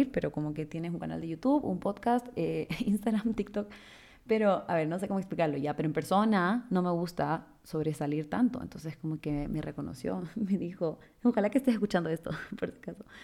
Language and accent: Spanish; Guayaquil, Guayas, Ecuador; now in Quito, Ecuador; me mudé de Guayaquil a Quito eh, y ahí fue cuando entré a la universidad, pero tampoco conocía a nadie en Quito.